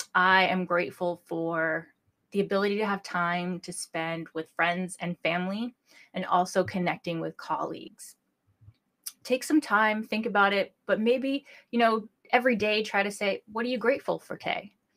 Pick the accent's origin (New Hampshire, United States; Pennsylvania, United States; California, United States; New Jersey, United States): New Hampshire, United States; I'm licensed in my home state of New Hampshire